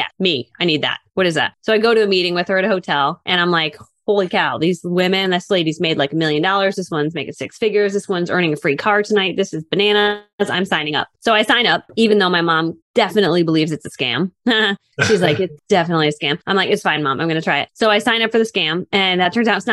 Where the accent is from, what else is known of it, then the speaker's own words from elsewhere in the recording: Connecticut, United States; I grew up in Connecticut